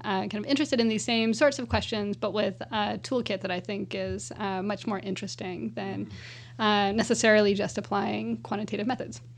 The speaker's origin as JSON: {"language": "English", "region": "California", "country": "United States", "said": "as a Californian"}